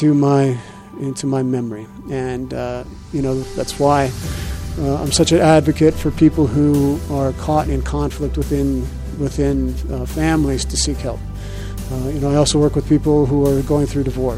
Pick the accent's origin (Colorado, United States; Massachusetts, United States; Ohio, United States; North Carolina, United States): Colorado, United States; Arvada; also born or lived in Los Angeles; when I grew up here in Colorado, native of Arvada